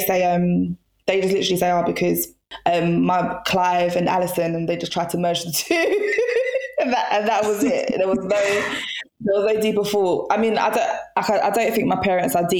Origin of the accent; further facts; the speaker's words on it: Jamaica; I come from Jamaica